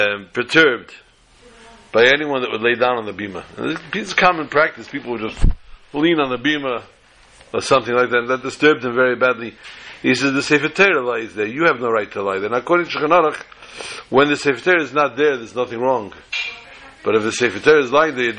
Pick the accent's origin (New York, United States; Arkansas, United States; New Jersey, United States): New York, United States; New York City; the years we grew up together in Borough Park, the Dalfins and ourselves. They lived on 45th Street, I believe, and we lived on 47th